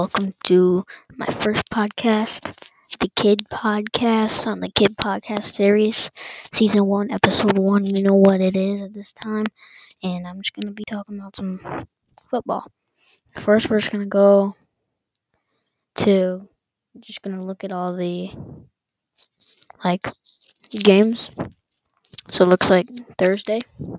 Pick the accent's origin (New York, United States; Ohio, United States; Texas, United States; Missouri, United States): Ohio, United States; Cleveland; I'm typically from Cleveland. Well, yeah, from Ohio.